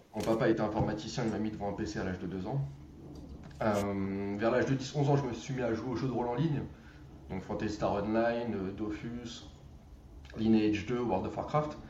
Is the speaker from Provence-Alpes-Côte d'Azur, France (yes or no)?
no; Drancy, Île-de-France, France; j'habitais le 93, à Drancy